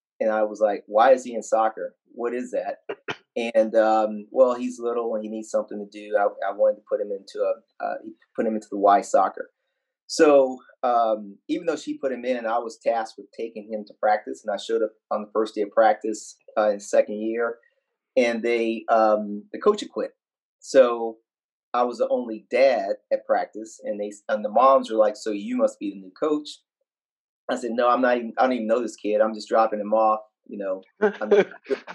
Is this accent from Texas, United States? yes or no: yes; West Texas, United States; growing up in West Texas, there was I grew up 20 miles away from Friday Night